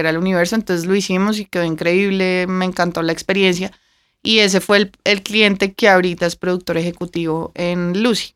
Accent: Bogotá, Colombia; moved away as an adult; also born or lived in Vancouver / Toronto / Mexico City

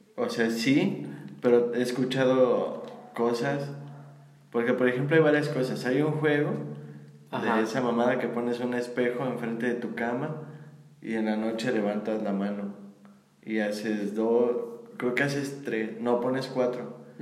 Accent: Mexico; somos de México

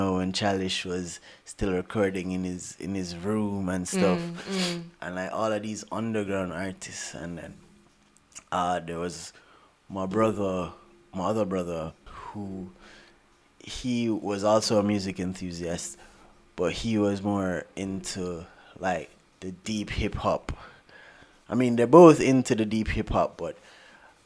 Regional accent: Jamaica; moved away; I grew up in Jamaica, apart from my brothers

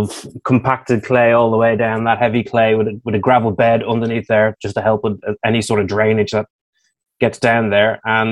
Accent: Ireland; moved away; Being an Irishman

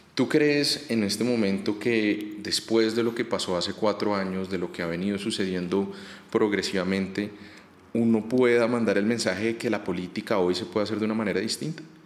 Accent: Bogotá, Colombia; Nosotros nosotros como rolos

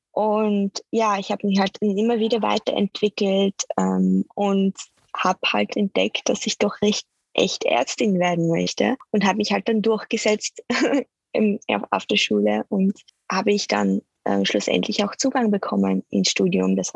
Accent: Netherlands; German is a second language; also born or lived in Austria / Switzerland; und ich komme aus Holland, äh, aber wie ihr schon hören könnt, spreche ich auch Deutsch. Und äh, ja, also mein Hintergrund liegt eher in Österreich und in der Schweiz. Ich bin dort aufgewachsen als Kind

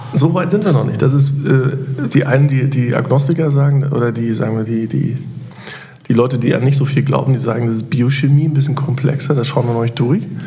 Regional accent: Germany; Wir als Deutsche

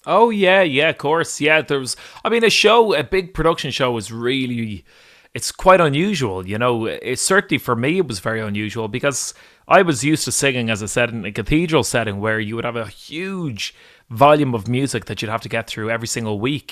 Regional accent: Dublin, Leinster, Ireland; moved away as an adult; now in Glasgow, United Kingdom; my hometown of Dublin

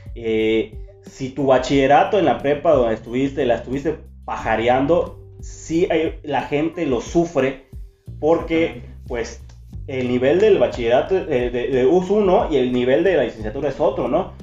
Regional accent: Chiapas, Mexico; moved away as an adult; now in San Francisco de Campeche, Mexico; Vengo de Chiapas este, más que nada, o sea, mm, en Chiapas, pero en un pueblito. de un pueblo. ajá, de un municipio, pueblo, una comunidad. Una comunidad

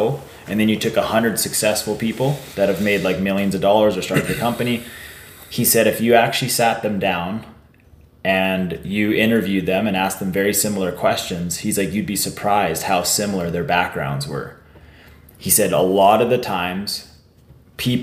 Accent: Warman, Saskatchewan, Canada; I grew up in Warman

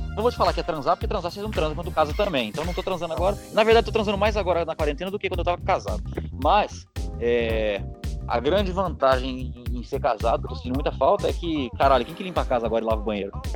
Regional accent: Guarulhos, São Paulo, Brazil; eu sou de Guarulhos

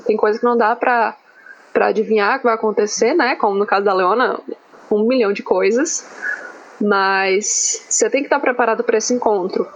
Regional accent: Ceará, Brazil; moved away; also born or lived in Santa Catarina; eu sou do Ceará e eu faço pesquisa em Santa Catarina.

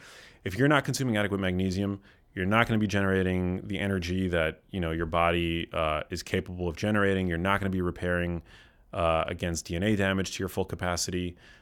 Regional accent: New York City, New York, United States; moved away as an adult; now in California, United States; I grew up in New York City, yeah.

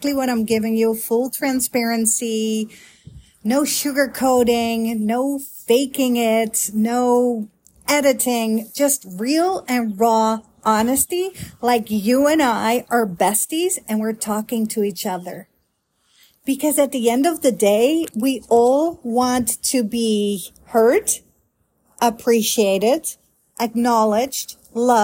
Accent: Netherlands; moved away as an adult; now in Grapevine, United States; I am a Dutch girl, born and raised in Holland

